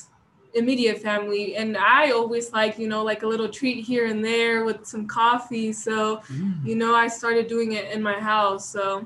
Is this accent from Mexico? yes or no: yes; Chihuahua, Mexico; also born or lived in Colorado, United States; now in United States; I was born and raised in Mexico. Chihuahua is the state. It's right at the edge of El Paso, Texas.